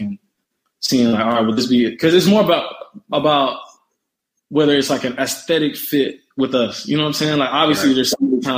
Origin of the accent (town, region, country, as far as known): Missouri City, Texas, United States; born or raised there; also born or lived in Philadelphia, Pennsylvania